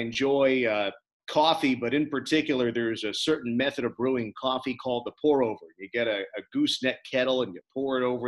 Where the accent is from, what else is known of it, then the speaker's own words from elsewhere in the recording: New Jersey, United States; Growing up in New Jersey